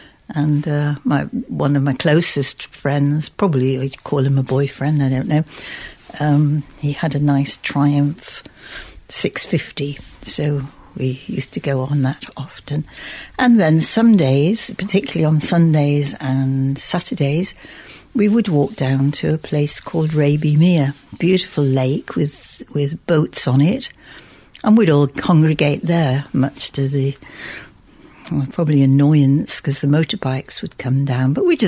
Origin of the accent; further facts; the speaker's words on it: Bromborough, North West England, United Kingdom; Yes, it was, well, where we lived, it was a quiet area. nothing much happened. There were a few coffee bars. In fact, there was one coffee bar in Bromborough Village.